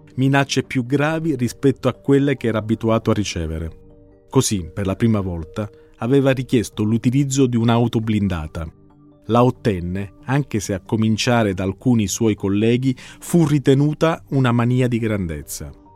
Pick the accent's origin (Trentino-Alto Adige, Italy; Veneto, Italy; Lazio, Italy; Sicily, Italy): Sicily, Italy; come siciliano e come giornalista